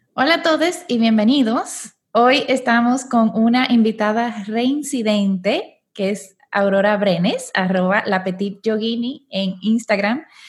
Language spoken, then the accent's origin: Spanish; Dominican Republic; now in Panama; yo soy dominicana, aunque vivo aquí en Panamá